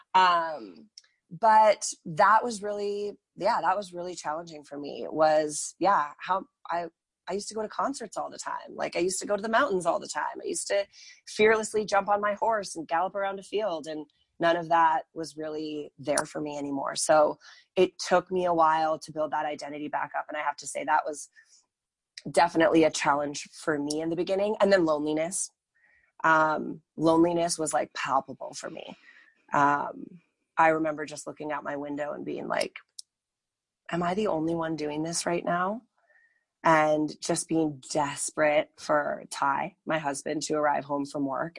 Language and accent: English; United States; moved away as an adult; also born or lived in Northern California; now in Calgary, Canada; I am actually American. I moved to the beautiful city of Calgary in the beautiful country of Canada in 2009.